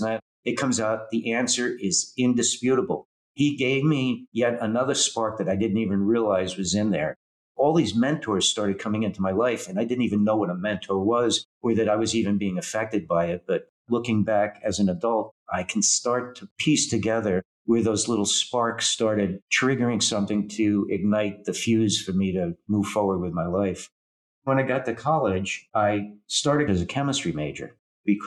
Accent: New Jersey, United States

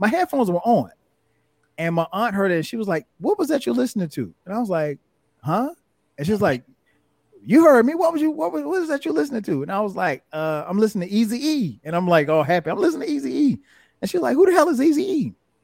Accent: South Carolina, United States; We didn't have a bias in South Carolina, you know, growing up listening to whatever.

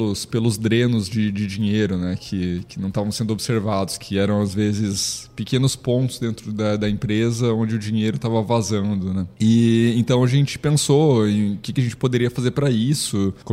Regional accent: Carazinho, Rio Grande do Sul, Brazil; now in Santa Catarina, Brazil; Eu, eu fugi do Rio Grande do Sul e disse que não volto mais, né? Diz que agora eu sou catarinense.

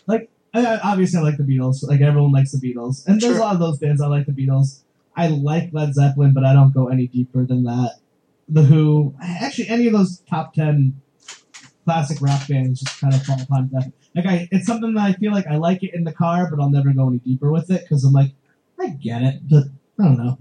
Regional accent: Connecticut, United States; now in Rhode Island, United States; I'm from Connecticut. I live in Rhode Island

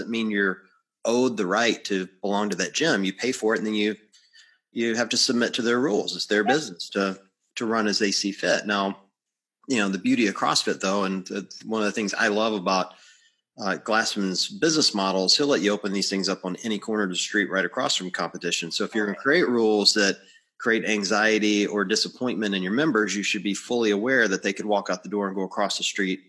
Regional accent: the South, United States; I'm from the South, so I've been to gyms in the South

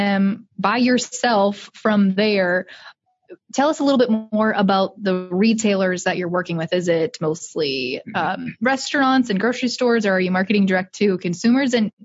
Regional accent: Iowa, United States; I'm from Iowa. We raise corn and soybeans and cattle and hogs here

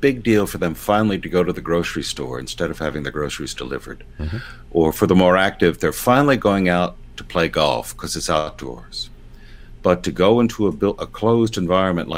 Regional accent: United States; I'm an American low church evangelical. I'm not English.

